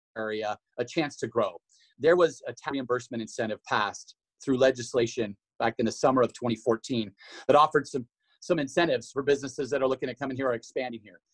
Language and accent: English; Washington, United States; moved away as an adult; now in Idaho, United States